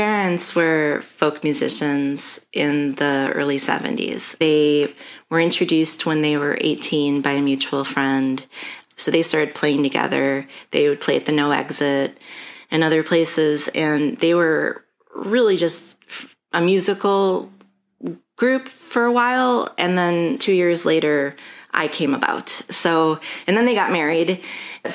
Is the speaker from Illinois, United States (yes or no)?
yes; Chicago, Illinois, United States; I'm from Chicago. I was born at Columbus Hospital along Lakeshore Drive back when that existed. And I lived my whole life in the Lakeview neighborhood